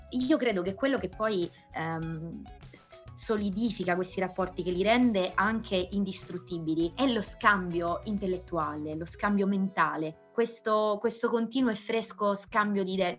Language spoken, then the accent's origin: Italian; Sicily, Italy; io sono, sono siciliana